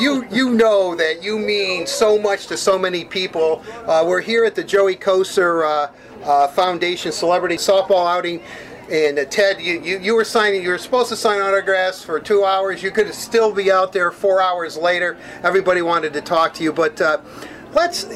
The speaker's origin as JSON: {"language": "English", "town": "Detroit", "region": "Michigan", "country": "United States", "tie": "born or raised there", "also_born_or_lived": "Livonia, Michigan", "said": "I, I, was born and raised in Detroit. My birth certificate says Detroit, Michigan."}